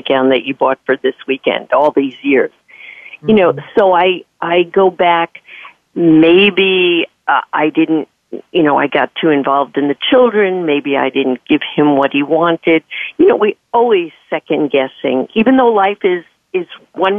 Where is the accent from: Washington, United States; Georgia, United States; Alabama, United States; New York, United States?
New York, United States; I'm from New York